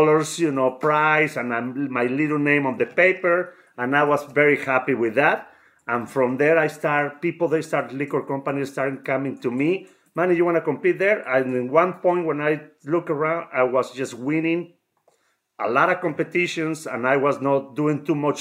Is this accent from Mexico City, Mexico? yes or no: yes; Mexico City, Mexico; moved away; I was born in Mexico City, mom Spanish, dad from Veracruz, Mexico. Grew up in Mexico City